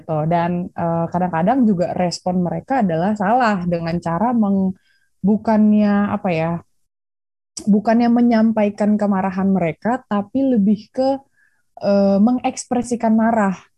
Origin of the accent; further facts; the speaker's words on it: Bandung, West Java, Indonesia; sekarang sih di Bandung, staynya di Bandung, lahir di Bandung.